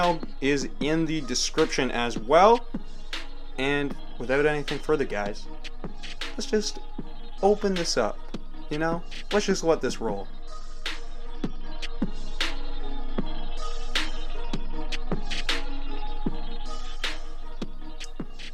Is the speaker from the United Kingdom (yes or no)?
no; Canada; we are both Canadian.